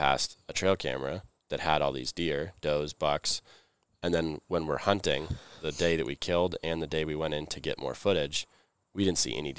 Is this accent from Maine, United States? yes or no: yes; Maine, United States; I'm from Maine. Was raised in the cold.